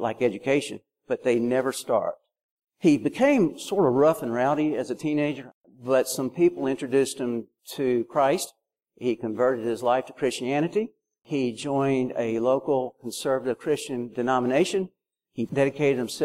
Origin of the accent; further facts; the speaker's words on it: Alabama, United States; now in Tennessee, United States; I'm from Alabama. We live in Tennessee.